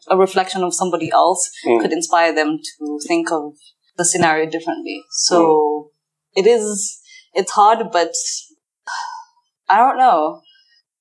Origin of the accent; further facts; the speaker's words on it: Kenya; moved away; I'm Somali Kenyan, so I don't identify with Somalis from Somalia. I identify as Kenyan.